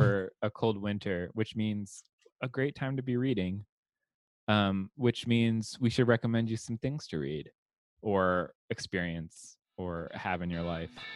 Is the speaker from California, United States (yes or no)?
yes; Southern California, United States; growing up in Southern California, with an 85 degree Christmas